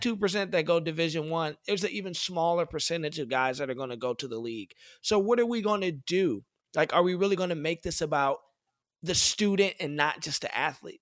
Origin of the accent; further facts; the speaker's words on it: Detroit, Michigan, United States; I'm from Detroit, Michigan. The Detroit public school system is terrible